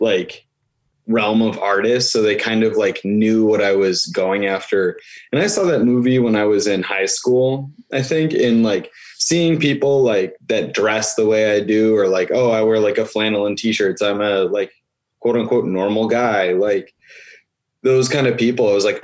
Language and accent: English; Buffalo, New York, United States; moved away as an adult; now in Cleveland, United States; I am from Buffalo, New York, and I am currently living in Cleveland, Ohio